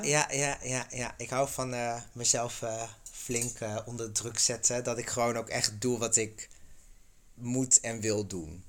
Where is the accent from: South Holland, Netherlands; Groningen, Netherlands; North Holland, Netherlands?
Groningen, Netherlands; moved away; de provincie Groningen